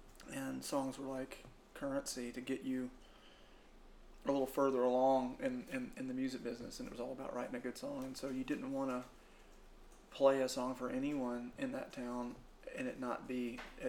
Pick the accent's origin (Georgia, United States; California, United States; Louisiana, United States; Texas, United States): Louisiana, United States; Shreveport; moved away; also born or lived in Muscle Shoals, Alabama; I grew up in Shreveport, Louisiana. Mom and dad split up when I was about 4 months old, and mom and I moved in with my grandfather.